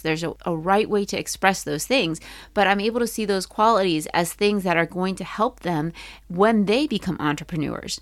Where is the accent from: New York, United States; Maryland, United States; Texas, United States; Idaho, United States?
Maryland, United States; I grew up in Maryland.